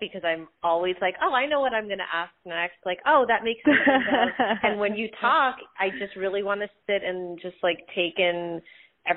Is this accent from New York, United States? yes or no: yes; New York City, New York, United States; moved away; also born or lived in Berlin; I grew up in Queens. My parents are from communist Russia